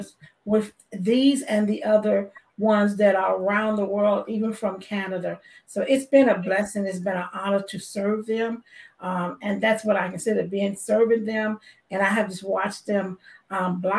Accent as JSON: {"language": "English", "town": "Chicago", "region": "Illinois", "country": "United States", "said": "I am from Chicago"}